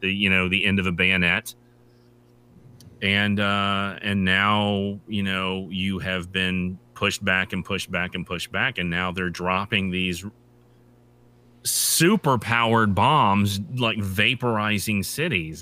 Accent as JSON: {"language": "English", "country": "United States", "also_born_or_lived": "Japan", "said": "as an American"}